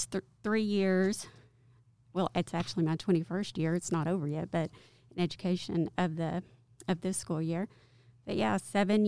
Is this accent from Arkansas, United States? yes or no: yes; Farmington, Arkansas, United States; I grew up in a town that's close to here called Farmington, Arkansas